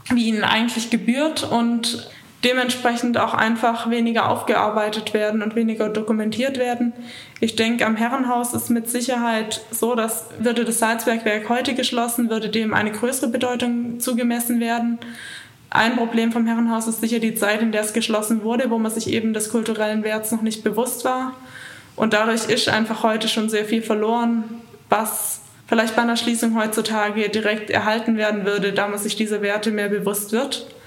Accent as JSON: {"language": "German", "town": "Reutlingen", "region": "Baden-Württemberg", "country": "Germany", "moved": "as an adult", "lives_now": "Innsbruck, Austria", "said": "ich komme aus der Gegend von Stuttgart, genau aus Reutlingen ich wohne jetzt seit eineinhalb Jahren in Innsbruck"}